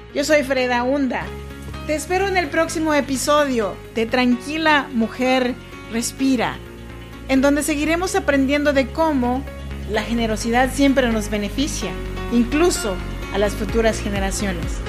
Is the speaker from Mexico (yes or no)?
yes; Mexico; now in United States; somos muchos los mexicanos, como yo